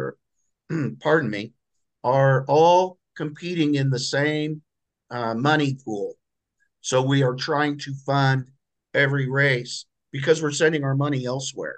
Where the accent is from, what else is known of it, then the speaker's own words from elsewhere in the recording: Lafayette, Indiana, United States; here in Lafayette, my hometown